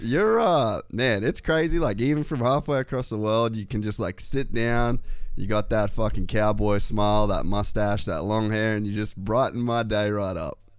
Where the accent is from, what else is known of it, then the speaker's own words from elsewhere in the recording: Australia; moved away as an adult; also born or lived in Los Angeles, United States; I moved back to Australia from America